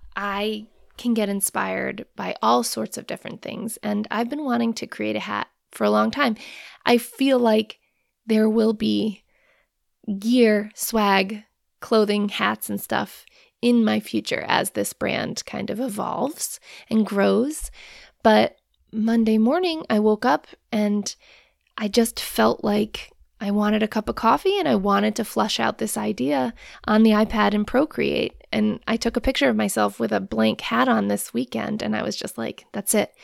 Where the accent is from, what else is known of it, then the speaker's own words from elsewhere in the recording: Rhode Island, United States; moved away as an adult; also born or lived in Hawaii; now in Maine, United States; I grew up in Rhode Island